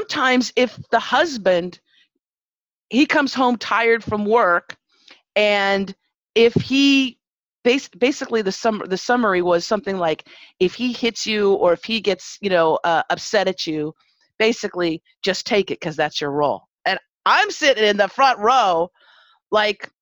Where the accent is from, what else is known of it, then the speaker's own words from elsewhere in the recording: Los Angeles, California, United States; I grew up in Pacoima, Arleta